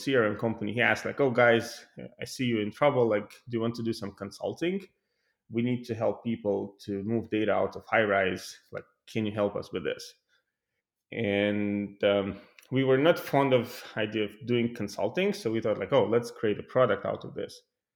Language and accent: English; Tallinn, Harju County, Estonia; moved away as an adult; now in Sunnyvale, United States; Originally, I'm coming from Tallinn, Estonia